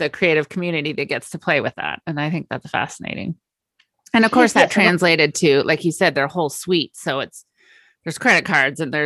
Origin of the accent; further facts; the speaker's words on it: Napa Valley, California, United States; I grew up in the Napa Valley